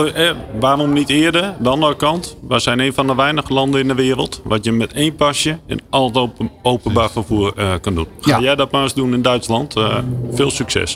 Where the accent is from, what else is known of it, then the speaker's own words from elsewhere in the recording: Netherlands; we dat als Nederlander